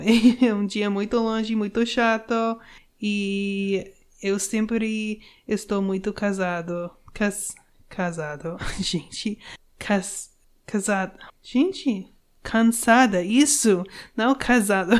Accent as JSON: {"language": "Portuguese", "country": "United States", "second_language": "Portuguese", "said": "eu sou uma gringa eu sou americana"}